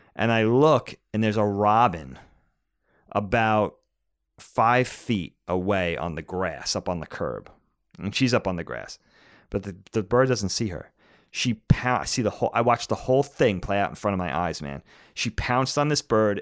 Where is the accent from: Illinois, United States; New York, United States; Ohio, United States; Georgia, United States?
New York, United States; Medford; also born or lived in Nassau County, New York; growing up in Medford on Long Island when we were little